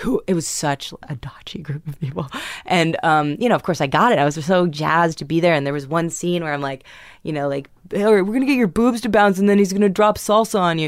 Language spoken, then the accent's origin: English; New York City, New York, United States; I grew up in New York City